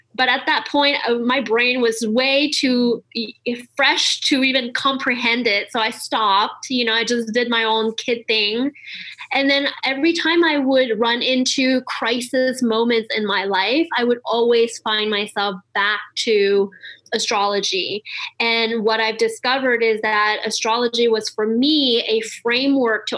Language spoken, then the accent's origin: English; Montreal, Quebec, Canada; I grew up in Montreal, so I learned astrology in French first.